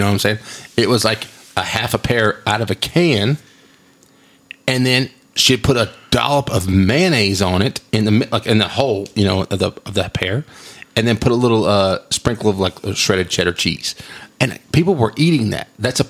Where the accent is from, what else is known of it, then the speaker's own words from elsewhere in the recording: Texas, United States; Like, I'm from West Texas, and this is where it's from.